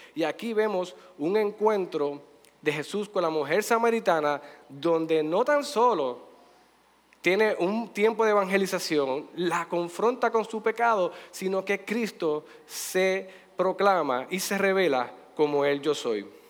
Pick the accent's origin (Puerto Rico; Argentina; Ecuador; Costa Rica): Puerto Rico; de nosotros como puertorriqueños